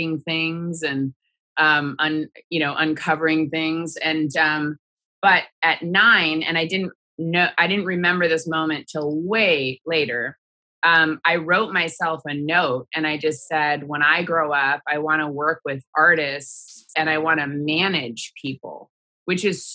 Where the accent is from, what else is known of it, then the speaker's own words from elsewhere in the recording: Sheridan, Oregon, United States; I grew up in Oregon in a small town called Sheridan outside of Portland